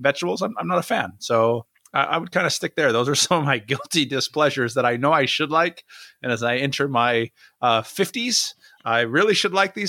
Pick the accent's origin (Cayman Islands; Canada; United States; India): United States; also born or lived in Southern California; I'm American.